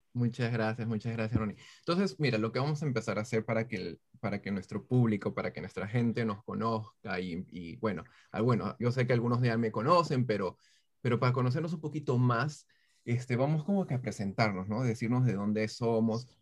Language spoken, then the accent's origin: Spanish; Peru; moved away as an adult; also born or lived in Brooklyn, United States; now in United States; Soy peruano, este, tengo ya 32 años. vine aquí a Estados Unidos como hace 13 años aproximadamente de, de Perú